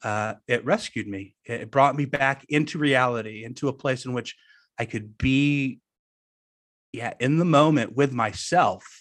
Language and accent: English; suburbs of Orange County, Southern California, United States; I grew up in Southern California